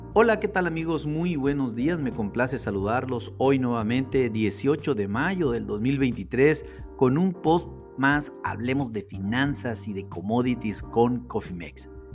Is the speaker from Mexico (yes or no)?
yes; Mexico